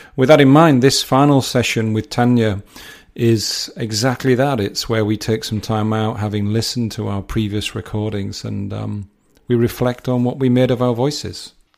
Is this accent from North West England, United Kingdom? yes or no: no; South Durham, North East England, United Kingdom; moved away; also born or lived in Yorkshire; we're South, South Durham